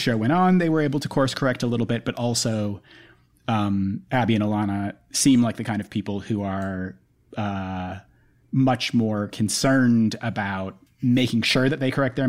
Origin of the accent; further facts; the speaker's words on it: New York City, New York, United States; the way that I feel about being a New Yorker